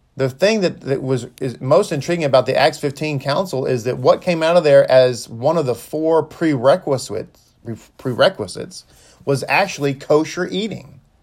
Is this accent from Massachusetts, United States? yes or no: no; Texas, United States; I'm from Texas. And so, uh, I'm born and raised here.